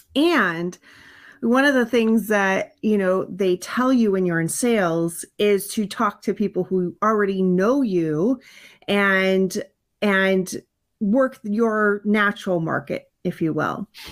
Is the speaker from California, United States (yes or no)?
yes; California, United States; also born or lived in Hawaii; we moved from Hawaii to California, and I had to start in a brand new school